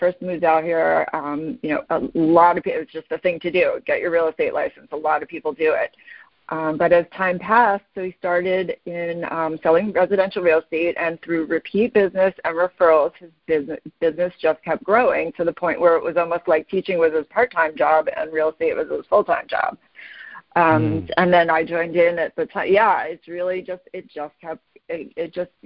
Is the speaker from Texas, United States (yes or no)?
no; New York, United States; moved away as an adult; now in Scottsdale, United States; We're from New York originally